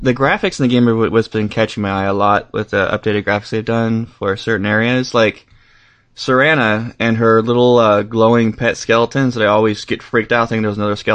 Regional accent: California, United States; I'm from California

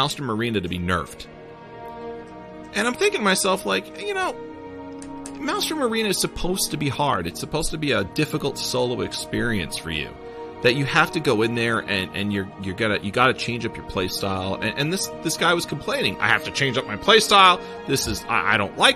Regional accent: New York, United States; accent: New York; my New York accent.

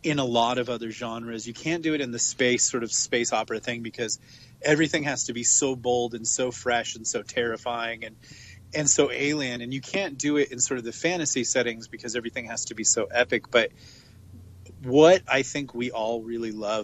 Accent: West Coast, United States; now in Los Angeles, United States; I'm from the West Coast

